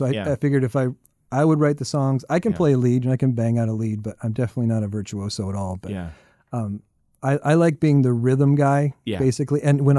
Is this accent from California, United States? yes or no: no; Tucson, Arizona, United States; also born or lived in Canada; I call Tucson, Arizona home because I lived there from like 10 years and I went through high school there.